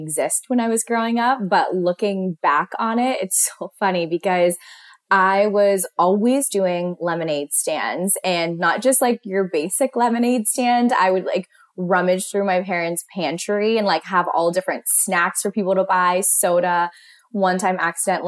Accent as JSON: {"language": "English", "town": "Pittsburgh", "region": "Pennsylvania", "country": "United States", "tie": "born or raised there", "said": "growing up in Pittsburgh, everyone's families that I knew owned their own company."}